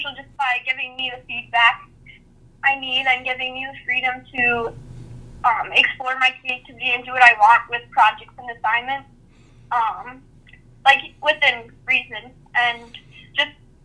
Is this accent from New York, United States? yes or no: no; Valley, Minnesota, United States; I'm from Valley, Minnesota